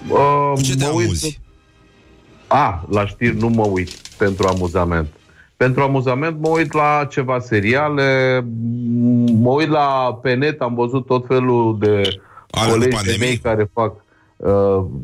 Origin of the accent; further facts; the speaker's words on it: Moldavia, Romania; Păi, eu sunt moldovean, recunosc asta.